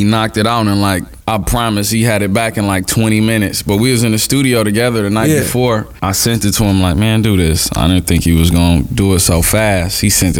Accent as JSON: {"language": "English", "town": "Los Angeles", "region": "California", "country": "United States", "said": "I'm from South Central, Los Angeles."}